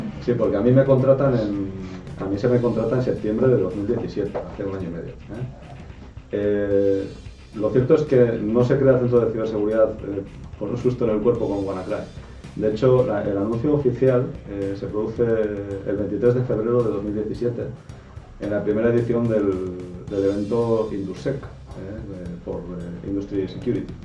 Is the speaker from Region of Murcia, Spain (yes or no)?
no; Erandio, Basque Country, Spain; yo soy de Randio, que es un pueblo que está justo al lado de Bilbao.